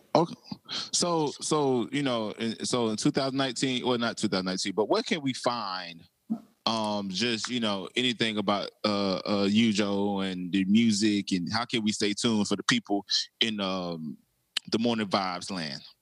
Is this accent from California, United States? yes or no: no; South Carolina, United States; I'm from South Carolina